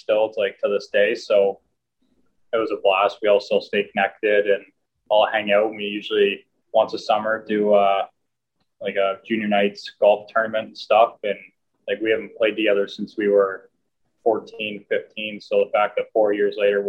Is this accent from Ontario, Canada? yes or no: yes; London, Ontario, Canada; growing up in London